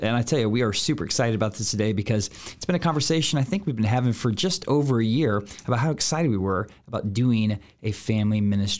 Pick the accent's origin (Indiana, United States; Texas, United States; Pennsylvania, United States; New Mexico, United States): Texas, United States; now in Minnesota, United States; I'm originally from Texas. You probably could hear that, maybe a little bit of the accent. It's faded over the years as I've moved further north and landed here in Minnesota. It's completely gone.